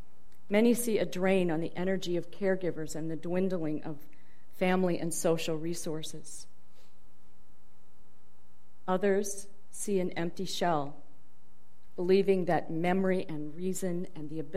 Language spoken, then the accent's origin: English; Dubuque, Iowa, United States; moved away; also born or lived in Boston; my hometown of Dubuque, Iowa